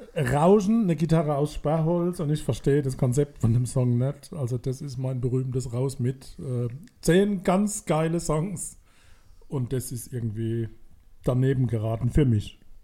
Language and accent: German; Mannheim, Baden-Württemberg, Germany; weil wir Mannheimer sind